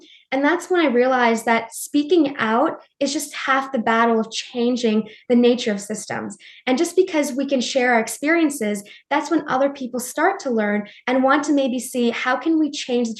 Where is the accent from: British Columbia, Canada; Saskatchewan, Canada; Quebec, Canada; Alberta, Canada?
Quebec, Canada; Montreal; also born or lived in New Delhi, India; I was an immigrant from New Delhi. I moved to Montreal, which is like the French part of Canada. And I was the only person of color in our classroom